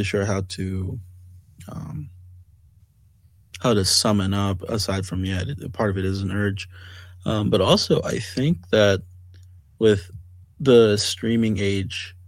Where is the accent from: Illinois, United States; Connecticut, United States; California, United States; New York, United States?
California, United States; I was growing up in California